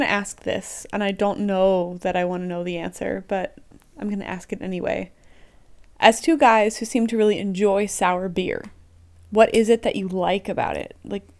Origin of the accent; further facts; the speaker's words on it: Pennsylvania, United States; I'm from Lancaster County. There's so much rhubarb where I come from.